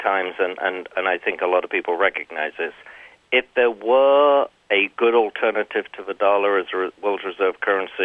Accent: England, United Kingdom; I'm English

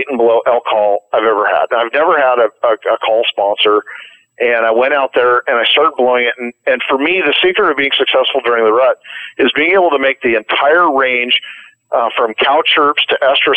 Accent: Oregon, United States; Oregon, my home state

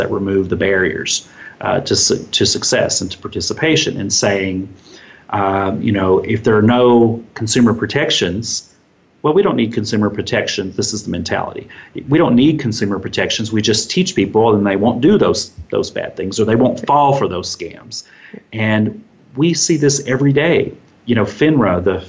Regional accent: Kentucky, United States; my home state of Kentucky

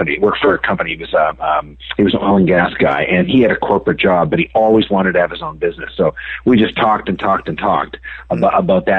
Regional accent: Canada; moved away as an adult; now in United States; I grew up in Canada

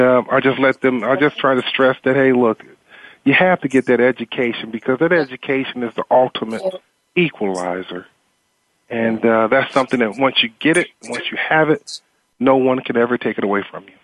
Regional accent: Eastern North Carolina, United States; growing up in Eastern North Carolina, uh, in a very socially and economically deprived area

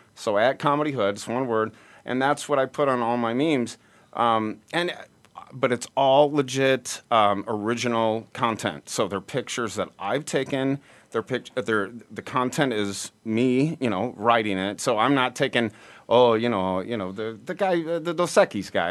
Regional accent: Peoria, Illinois, United States; Peoria, Illinois, where okay. we're from

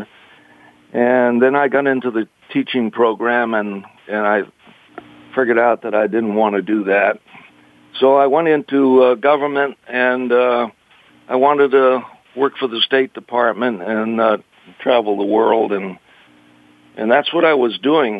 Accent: Boston, Massachusetts, United States; now in Los Angeles, United States; I'm from Massachusetts. I'm born in Boston

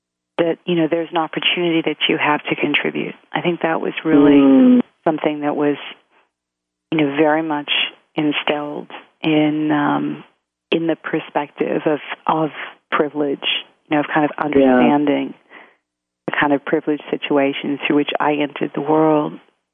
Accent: Australia; I grew up in Australia. And but my father was Maltese.

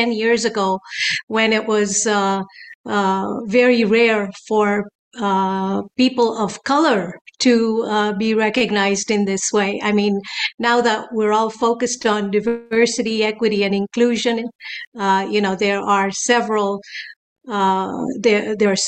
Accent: Canada; also born or lived in Tanzania; I was born in Tanzania and was schooled here in Canada, grew up, got married here

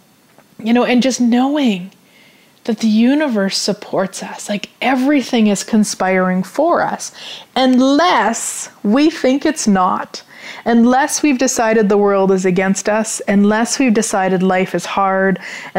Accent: Canada; being a Canadian, living in Canada, everything is in both English and French

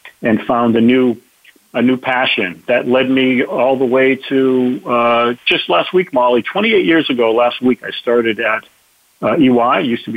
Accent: Boston, Massachusetts, United States; I'm from the Boston area

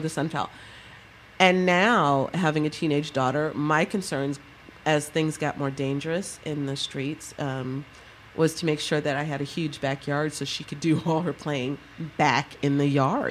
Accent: New York City, New York, United States; I grew up in New York City where we are very multicultural and one big, huge neighborhood.

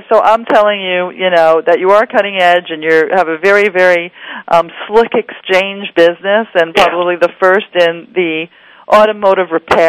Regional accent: New York, United States; I'm from New York

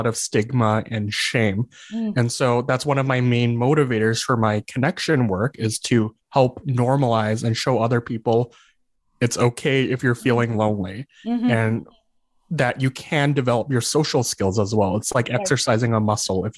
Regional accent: Calgary, Alberta, Canada; also born or lived in Lethbridge; I was born and raised in Calgary, but then I moved to Lethbridge to go to the university there.

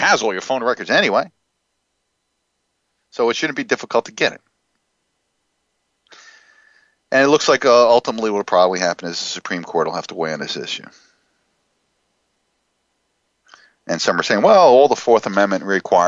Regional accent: New Jersey, United States; New Jersey, my home state

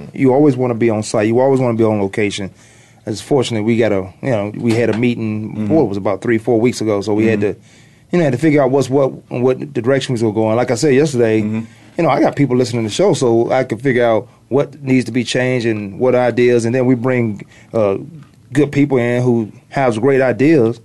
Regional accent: Virginia, United States; I'm from Virginia

